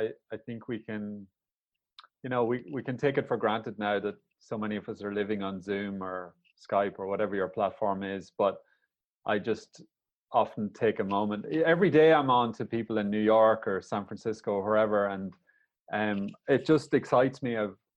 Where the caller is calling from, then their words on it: Lahinch, Munster, Ireland; I'm coming here from Lahinch on the west coast of Ireland. It's actually quite a rural place, relatively speaking.